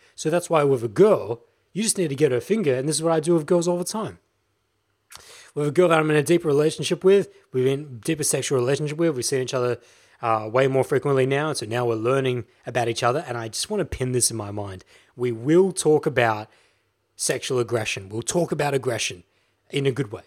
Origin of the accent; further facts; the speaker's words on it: Australia; I'm an Australian guy